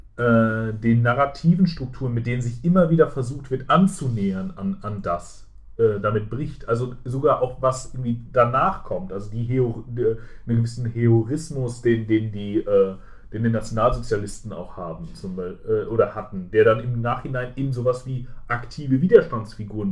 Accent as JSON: {"language": "German", "country": "Germany", "said": "privilegiert als Deutscher, der äh, Englisch kann."}